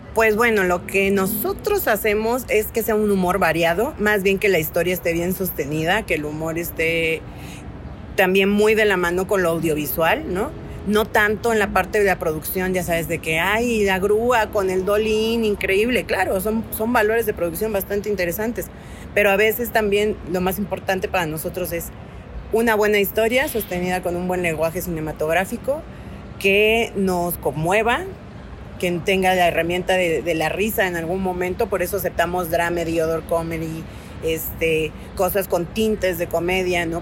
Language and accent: Spanish; Oaxaca, Mexico; now in Mexico City, Mexico; Yo, que soy de Oaxaca